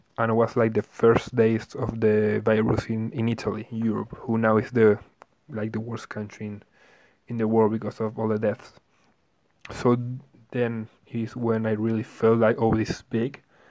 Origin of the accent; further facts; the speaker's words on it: Santiago, Santiago Metropolitan Region, Chile; I'm from Chile, from Santiago, the capital.